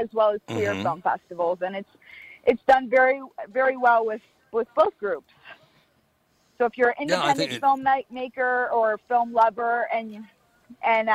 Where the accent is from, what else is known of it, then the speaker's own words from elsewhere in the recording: Florida, United States; now in Los Angeles, United States; I'm from Florida originally